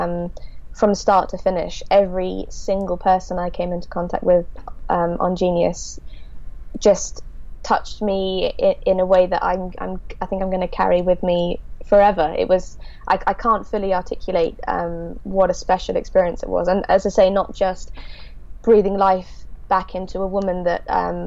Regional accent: Devon, South West England, United Kingdom; in Devon, where I'm from

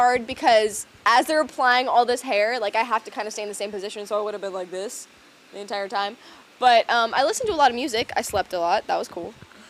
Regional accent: Florida, United States; We're both from Florida, too, so we both know these levels of hotness very well.

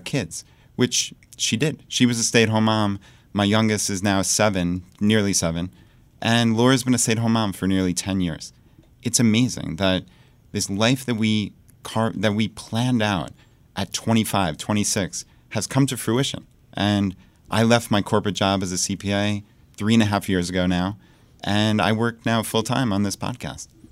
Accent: Long Island, New York, United States; moved away as an adult; now in Richmond, Virginia, United States; So we moved from Long Island, New York, where we lived our entire lives, and we moved to Richmond, Virginia

